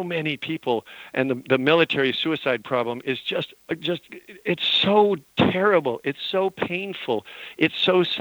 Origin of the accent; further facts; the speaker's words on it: Utah and Montana, United States; moved away; I grew up in Utah and Montana.